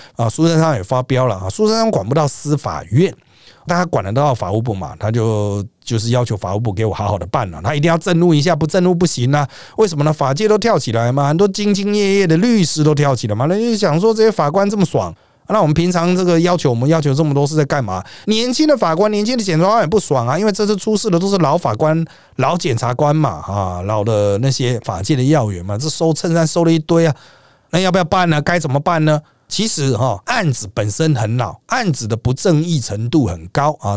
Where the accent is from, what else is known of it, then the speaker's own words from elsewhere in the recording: Taiwan; 我们台湾人民